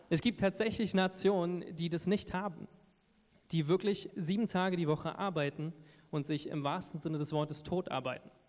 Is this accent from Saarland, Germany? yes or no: no; Lower Saxony, Germany; accent: Berlin accent; now in Berlin, Germany; weil ich komme ja aus Niedersachsen, wo man das Hochdeutsch spricht. Ich habe schon langsam so ein bisschen berlinerischen Akzent, merke ich hier und da.